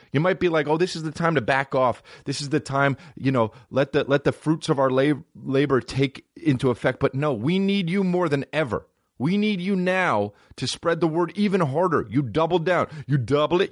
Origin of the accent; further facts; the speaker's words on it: East Coast, United States; I'm from the East Coast